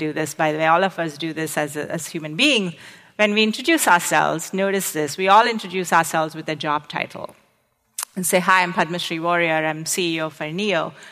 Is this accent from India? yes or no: yes; India; moved away as an adult; also born or lived in Arizona, United States / New York, United States; now in United States; I came from India.